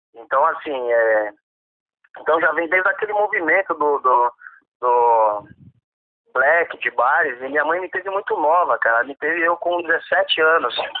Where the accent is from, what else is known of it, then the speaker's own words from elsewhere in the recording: São Paulo, Brazil; eu sou da Zona Oeste, então toda a cena da Zona Oeste eu tô por dentro